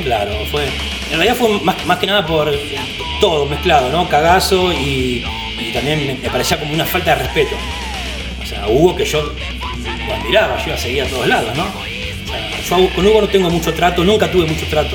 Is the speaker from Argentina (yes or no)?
yes; Pablo Podestá, Buenos Aires Province, Argentina; yo nací me crié en Pablo Podestá, partido 3 de febrero